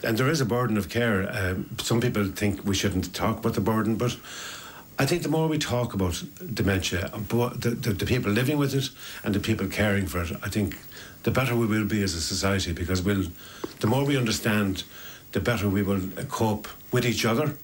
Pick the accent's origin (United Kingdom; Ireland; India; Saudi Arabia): Ireland; Ennis, Munster; we're from Ennis, we grew up together